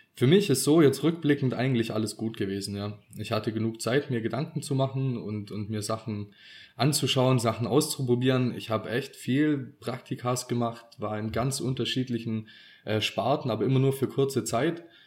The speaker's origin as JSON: {"language": "German", "region": "Swabia", "country": "Germany", "said": "wir sind ja auch Schwabe"}